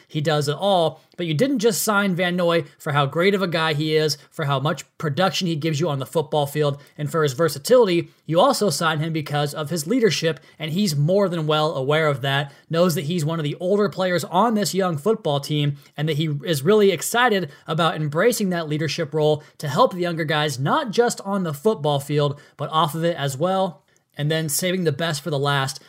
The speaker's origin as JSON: {"language": "English", "region": "West Coast", "country": "United States", "tie": "born or raised there", "said": "I'm a West Coast, I grew up on the West Coast"}